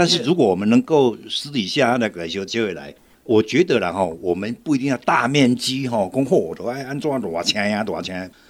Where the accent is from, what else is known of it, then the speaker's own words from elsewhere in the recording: Taiwan; 咱台湾人讲过一句话，叫做“假贵祭拜树头”啦。